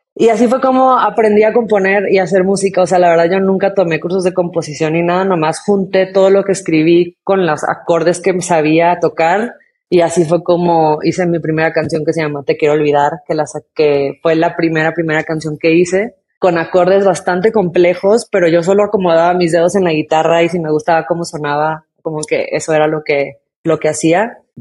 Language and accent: Spanish; Tijuana, Baja California, Mexico; crecí en Tijuana y pues frontera con California